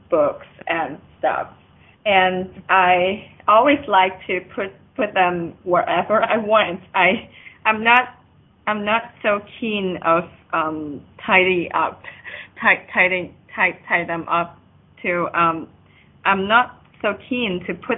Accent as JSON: {"language": "English", "town": "Yangjiang", "region": "Guangdong", "country": "China", "said": "I'm from China"}